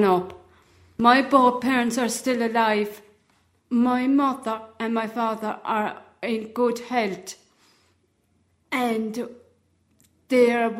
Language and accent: English; Charleville, Munster, Ireland; I'm from Tremina, Charleville, County Cork.